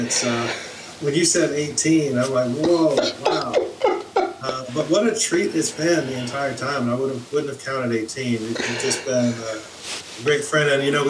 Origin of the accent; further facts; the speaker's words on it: Los Angeles, California, United States; I grew up in Los Angeles